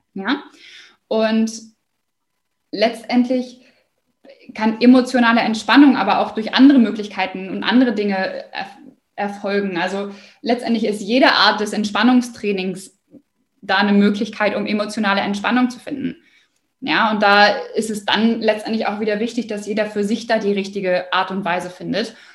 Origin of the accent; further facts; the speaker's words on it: Osnabrück, Lower Saxony, Germany; ich komme aus Osnabrück